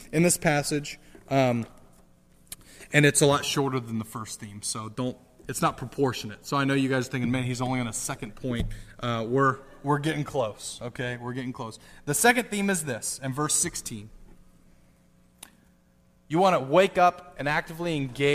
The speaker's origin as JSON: {"language": "English", "country": "United States", "said": "Being an American, especially a Christian American"}